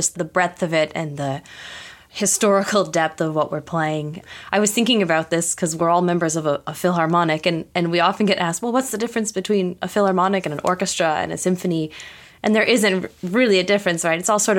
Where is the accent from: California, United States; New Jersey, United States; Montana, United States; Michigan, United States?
Michigan, United States; also born or lived in Wisconsin; now in New York, United States; I was born in Michigan, so I'm a Midwesterner, kind of middle of the country. I did my schooling in Wisconsin, which is a state next door. And then I moved to the East Coast to do graduate work and found myself in New York eventually